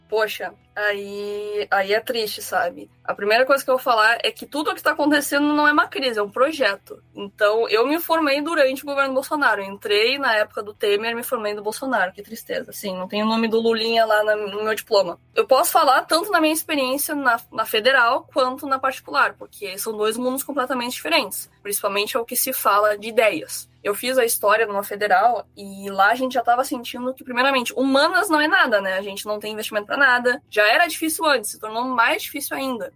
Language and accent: Portuguese; Rio Grande, Rio Grande do Sul, Brazil; eu sou do Rio Grande do Sul, da cidade de Rio Grande